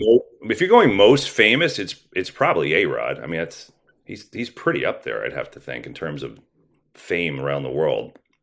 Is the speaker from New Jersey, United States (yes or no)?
yes; New Jersey, United States; I grew up in New Jersey